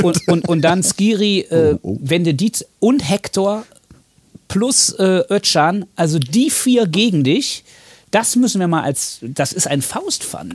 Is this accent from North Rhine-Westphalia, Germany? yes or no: yes; Cologne, North Rhine-Westphalia, Germany; also born or lived in Siegen; Ich bin im Schatten des Müngersdorfer Stadions. Nicht geboren, aber aufgewachsen.